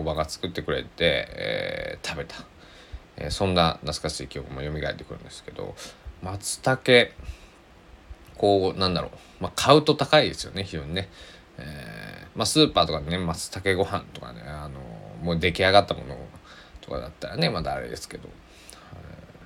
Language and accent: Japanese; Kochi, Japan; now in Takamatsu, Japan; 僕は生まれ育った高知県佐々木市っていうところ